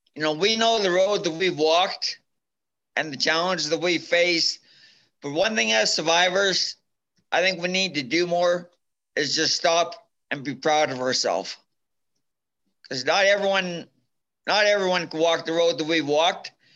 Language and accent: English; Minburn, Alberta, Canada; I'm from Minburn, Alberta. It's a small town